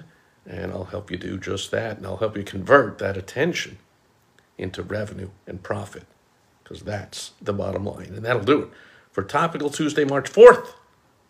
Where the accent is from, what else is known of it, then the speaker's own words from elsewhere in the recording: New York, United States; growing up in New York